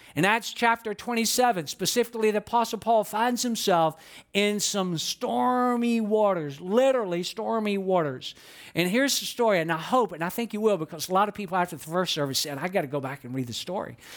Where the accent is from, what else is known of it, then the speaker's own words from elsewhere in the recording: Atlanta, Georgia, United States; I was born and raised in Atlanta